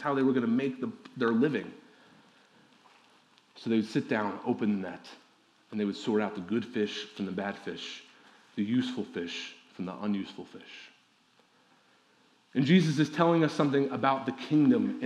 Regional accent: Midwest, United States; also born or lived in Ohio; I'm from the Midwest

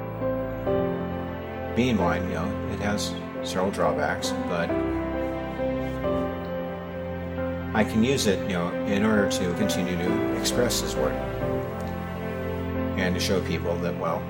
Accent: Des Moines, Iowa, United States; in my youth, I grew up in Des Moines

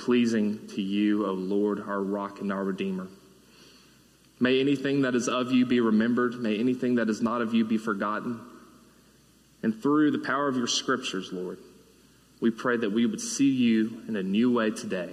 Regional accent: Mississippi, United States; moved away as an adult; also born or lived in Oxford, Mississippi; now in Birmingham, United States; I've been born and raised in Mississippi

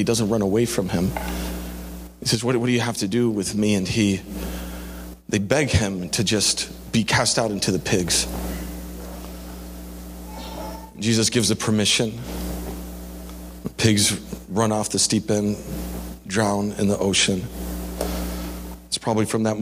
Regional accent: Canary Islands, Spain; moved away; I grew up in Spain in the Canary Islands

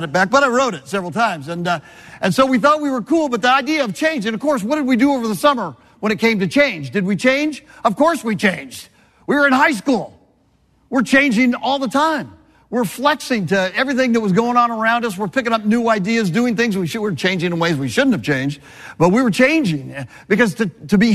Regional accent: Southern California, United States; I was born and raised in Southern California

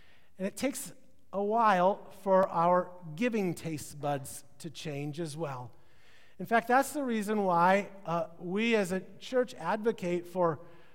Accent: Midwest, United States; now in California, United States; I'm from the Midwest, so I call it pop

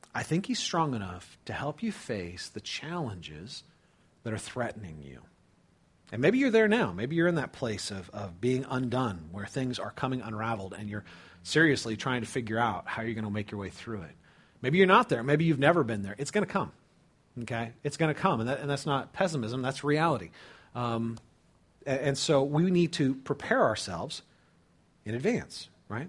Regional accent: California, United States; I grew up in California, okay? Uh, lived near the Pacific Ocean

